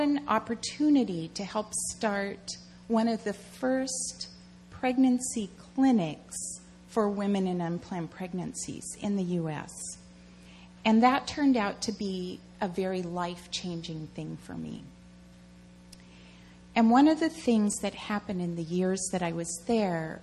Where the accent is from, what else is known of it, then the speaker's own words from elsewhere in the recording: Washington, District of Columbia, United States; moved away as an adult; also born or lived in Seattle; I grew up in the Washington, D.C. area.